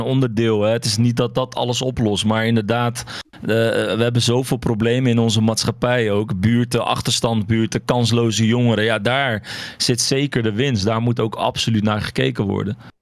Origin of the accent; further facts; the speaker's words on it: Morocco; now in Netherlands; ik kom zelf uit Marokko